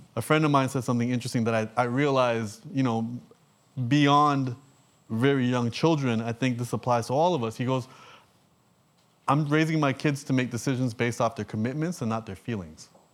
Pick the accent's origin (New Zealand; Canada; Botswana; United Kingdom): Canada; I'm from Canada.